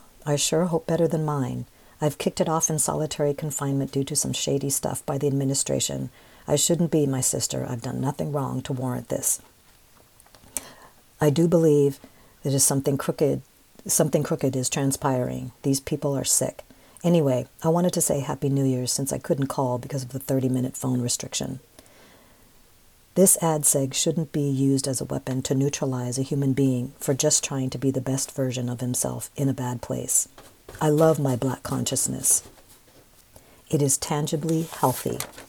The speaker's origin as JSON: {"language": "English", "town": "San Francisco", "region": "California", "country": "United States", "tie": "born or raised there", "said": "I love San Francisco. It is too damn expensive. I grew up in Sunnydale Projects at the time."}